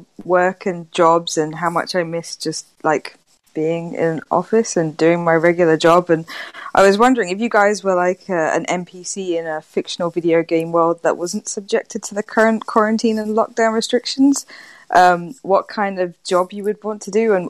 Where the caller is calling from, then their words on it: London, United Kingdom; I'm calling from London, England.